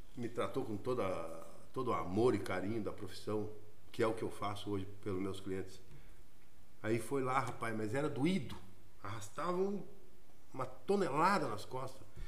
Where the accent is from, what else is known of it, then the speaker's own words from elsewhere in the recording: Curitiba, Paraná, Brazil; Saí do Fazendinha e a pé no Gabriela Mistral, escola onde eu estudei de quinta a oitava série